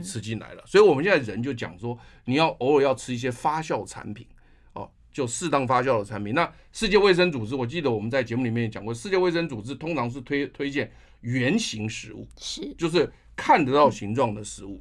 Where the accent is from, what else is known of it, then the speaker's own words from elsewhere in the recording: Taiwan; 我们台湾人